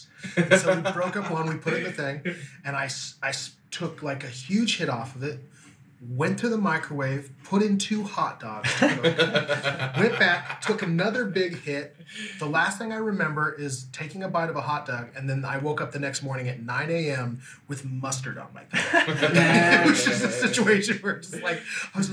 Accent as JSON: {"language": "English", "region": "Kansas", "country": "United States", "tie": "born or raised there", "moved": "yes", "lives_now": "California, United States", "said": "I grew up in Kansas."}